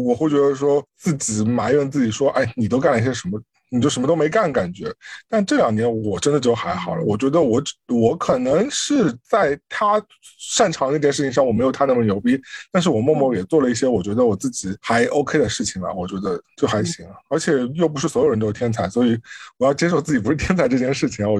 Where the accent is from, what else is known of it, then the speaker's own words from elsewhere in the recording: China; now in United States; 是因为我们从国内来到美国，最大的状况其实是面对是。你的人脉几乎是完全用不到的，